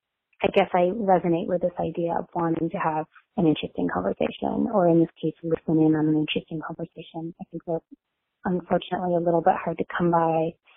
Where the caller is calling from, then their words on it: Williamsburg, Massachusetts, United States; I'm calling from Williamsburg, Massachusetts.